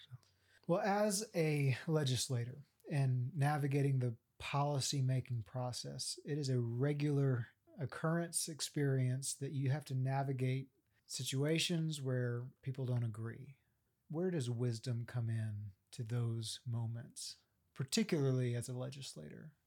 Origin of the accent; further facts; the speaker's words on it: Central Texas, United States; now in Oklahoma, United States; I'm from Central Texas